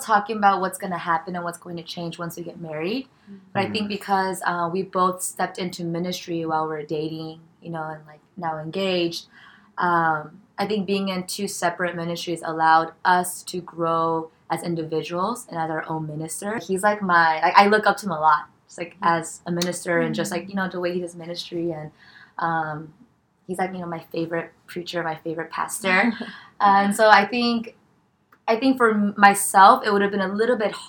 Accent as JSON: {"language": "English", "region": "California", "country": "United States", "tie": "born or raised there", "moved": "as an adult", "lives_now": "New York, United States", "said": "born and raised in California."}